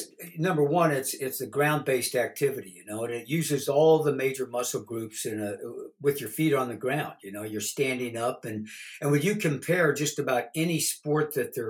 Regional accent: Southern Illinois, United States; moved away as an adult; I grew up in Southern Illinois, and you know, my dad was a dairy farmer, owned a dairy

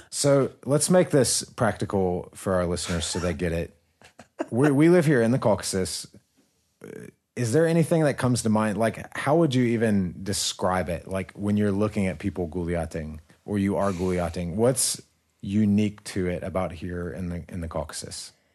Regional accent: United States; moved away; growing up in America

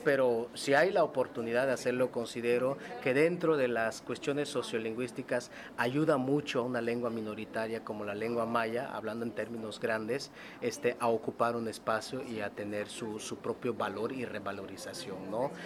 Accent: Mexico

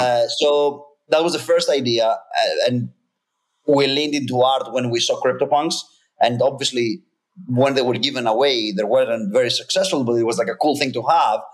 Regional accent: Greece; English is a second language; now in United States; I'm, I'm from Greece originally. Um, I live in the US.

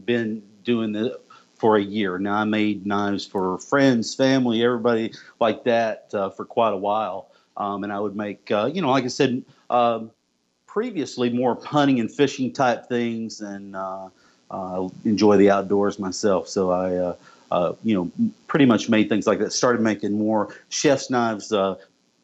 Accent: the South, United States; also born or lived in Okeechobee, Florida / Tennessee; I'm actually from the South. I was actually born in Okeechobee, Florida, yep. And grew up as well in Tennessee as well.

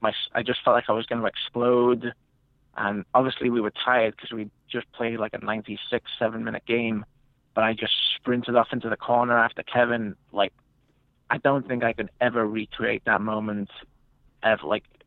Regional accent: England, United Kingdom; like we were talking about growing up in England, where you're one in a million of kids who are trying to make it.

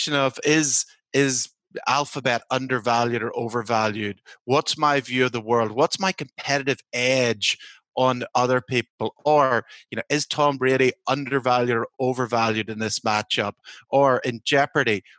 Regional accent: Northern Ireland, United Kingdom; now in United States; I'm from Northern Ireland

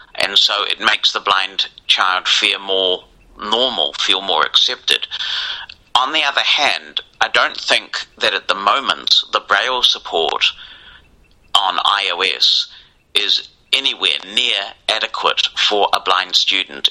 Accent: New Zealand; I grew up in New Zealand, a long way from where a lot of the stuff was happening

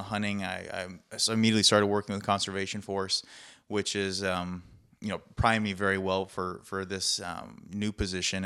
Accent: Chicago, Illinois, United States; I grew up in Chicago

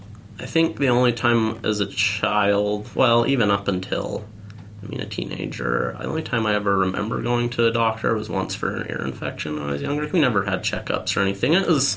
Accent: Duchesne, Utah, United States; Duchesne, Utah.

